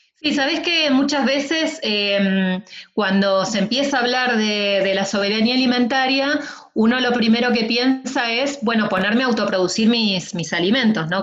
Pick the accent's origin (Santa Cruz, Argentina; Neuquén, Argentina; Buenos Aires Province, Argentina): Buenos Aires Province, Argentina; now in San Martín de los Andes, Argentina; nací en el conurbano bonaerense